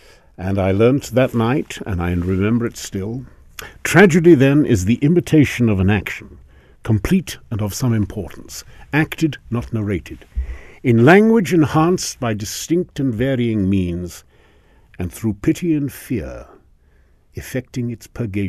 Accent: Salisbury, South East England, United Kingdom; born there; also born or lived in Africa; I was born in Salisbury during an air raid. Both my parents were Welsh, and I have it on good authority I was actually conceived in Wales.

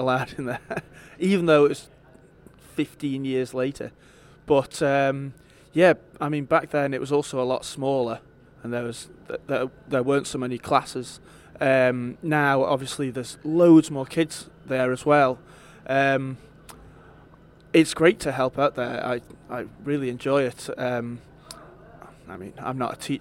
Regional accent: Isle of Man

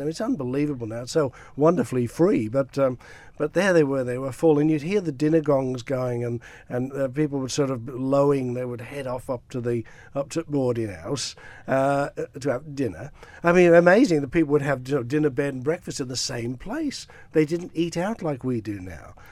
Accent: Douglas, Isle of Man; now in Australia; I grew up around Douglas, uh, went to, um, uh, Murray's Road Primary School

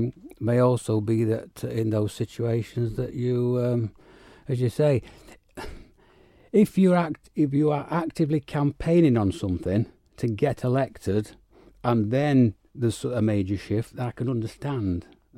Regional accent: United Kingdom; moved away; obviously I came here from the United Kingdom, so know all about the various forms that those parties have gone through

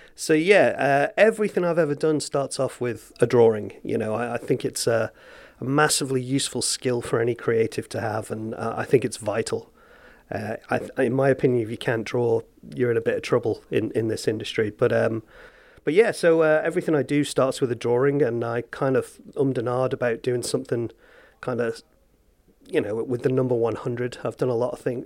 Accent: Castletown, Isle of Man; Like I grew up in Castletown. I'm from here originally

